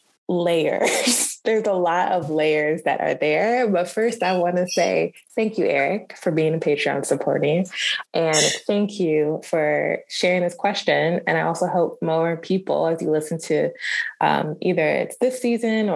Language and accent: English; United States; also born or lived in Burundi; coming into this country, being raised as like American